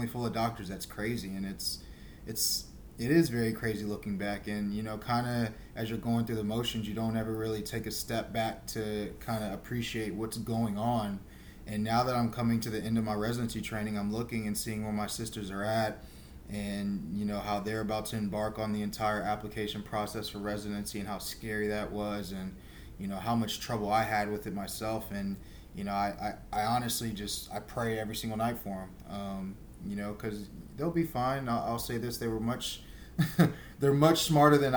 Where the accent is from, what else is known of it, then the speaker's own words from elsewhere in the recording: Houston, Texas, United States; I'm from Houston, Texas